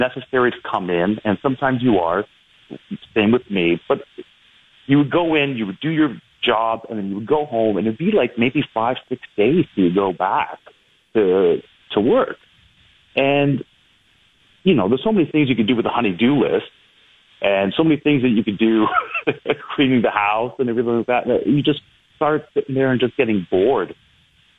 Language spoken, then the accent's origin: English; Brampton, Ontario, Canada; now in Toronto, Canada; I grew up in Brampton